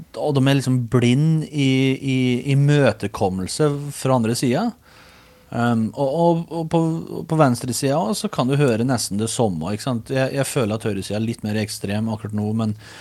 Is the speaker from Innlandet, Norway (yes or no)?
yes; Os, Innlandet, Norway; accent: Os dialect (osing); Hjemme er gården på Os i Østerdalen, som er rett søra for Røros